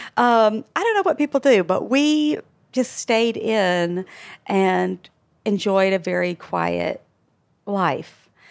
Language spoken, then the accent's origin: English; Alabama, United States; moved away; We are from Alabama